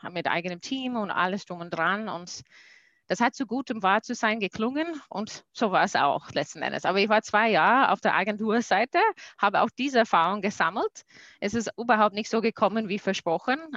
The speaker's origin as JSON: {"language": "German", "country": "United States", "second_language": "German", "lives_now": "Austria", "said": "Ich komme aus den USA"}